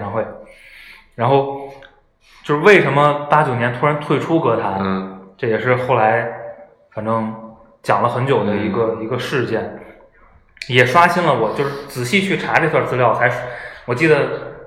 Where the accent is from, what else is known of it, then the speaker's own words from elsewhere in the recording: China; 咱们大陆人